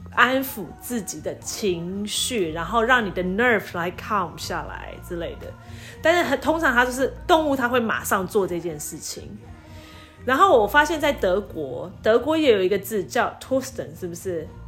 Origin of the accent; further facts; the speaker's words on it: Taiwan; 我说我台湾人